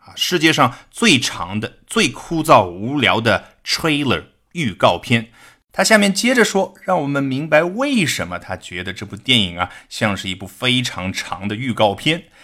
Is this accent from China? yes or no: yes; China; 我们中国人